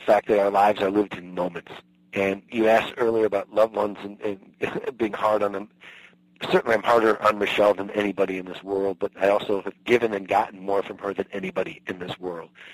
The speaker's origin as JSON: {"language": "English", "region": "Midwest", "country": "United States", "tie": "born or raised there", "said": "I was raised in the Midwest"}